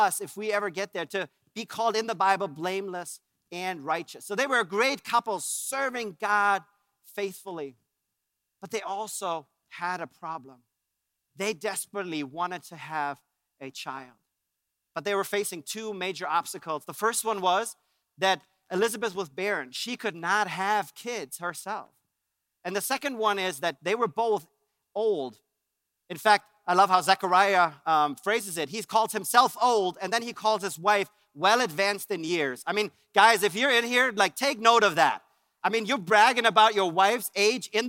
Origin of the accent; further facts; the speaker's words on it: Germany; moved away; I'm from Germany. And in Germany, we had our own little Christmas traditions